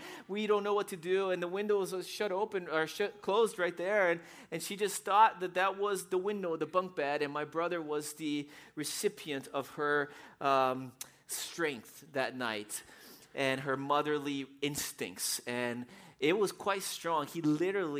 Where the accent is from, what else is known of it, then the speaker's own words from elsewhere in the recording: São Paulo, Brazil; moved away; I was 8 years old, and I grew up in Brazil. And in Brazil, we lived in the city in São Paulo